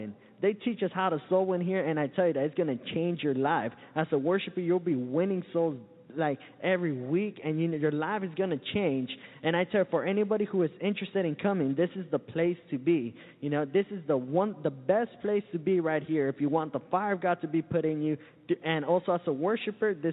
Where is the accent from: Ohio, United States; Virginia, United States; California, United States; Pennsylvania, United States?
California, United States; Santa Ana; now in Florida, United States; I come all the way from Southern California, a little uh, town called Santa Ana.